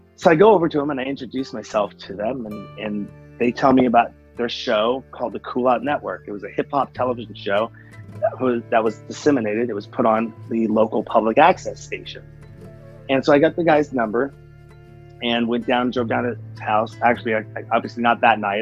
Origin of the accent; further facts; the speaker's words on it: Seattle, Washington, United States; I'm from Seattle, Washington